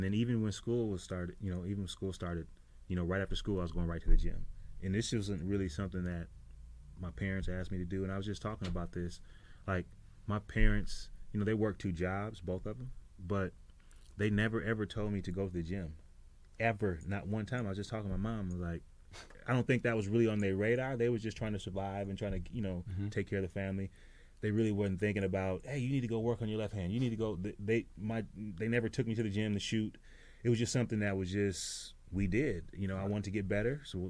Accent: Minnesota, United States; Well, cold, and I was short, man.

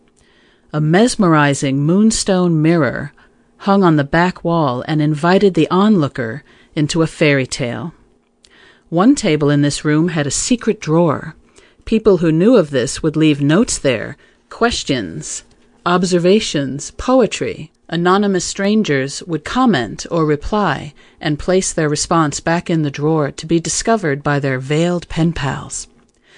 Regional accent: New York City, New York, United States; For many years, I frequented various cafes in my hometown of New York City

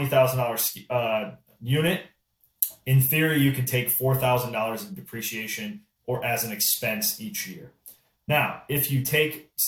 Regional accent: Midwest, United States; I'm from the Midwest, so farming is a big piece out here.

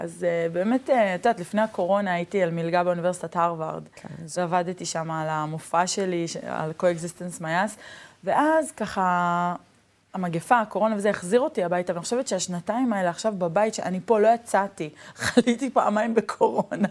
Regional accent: Neve Shalom, Israel; הילדות שלי בנווה שלום

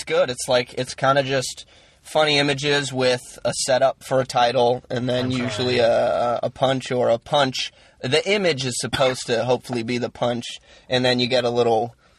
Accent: the South, United States; I'm from the South

